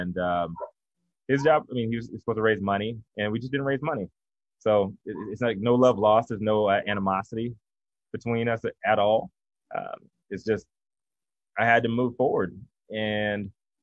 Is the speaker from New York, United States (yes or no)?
no; Virginia, United States; now in Los Angeles, United States; I'm from Virginia